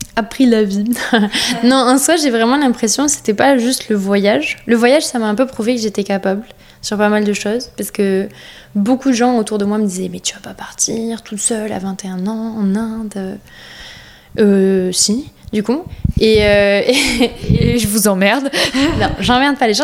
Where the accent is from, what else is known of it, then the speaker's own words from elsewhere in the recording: France; on est français